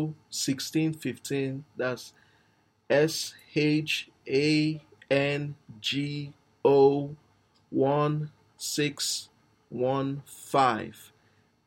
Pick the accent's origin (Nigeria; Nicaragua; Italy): Nigeria; I'm actually a Nigerian